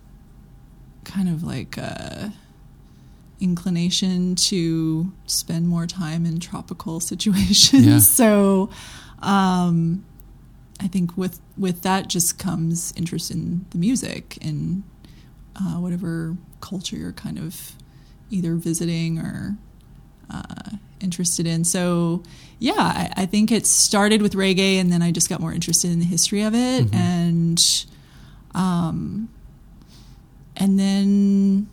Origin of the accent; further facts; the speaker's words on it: Memphis, Tennessee, United States; also born or lived in Greenpoint, Brooklyn; now in Brooklyn, United States; I grew up in Memphis